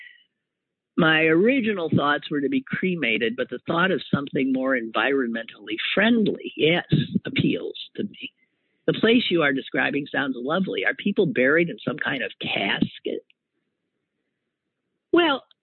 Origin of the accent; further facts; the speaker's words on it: Green Bay, Wisconsin, United States; moved away; It's from the Packers, my hometown.